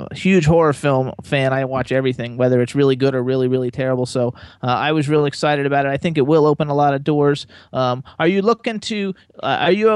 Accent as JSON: {"language": "English", "region": "Florida", "country": "United States", "moved": "as an adult", "lives_now": "Pennsylvania, United States", "said": "we're from Florida and have done so much in Florida"}